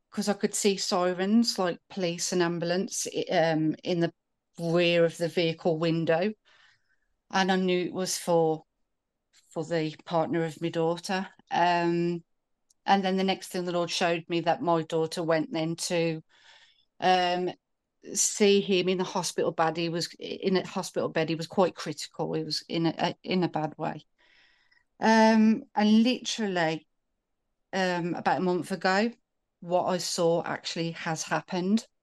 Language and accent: English; United Kingdom; I'm from the U K